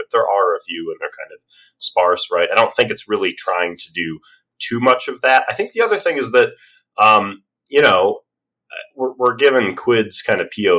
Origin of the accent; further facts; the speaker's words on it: Australia; I'm the Australian.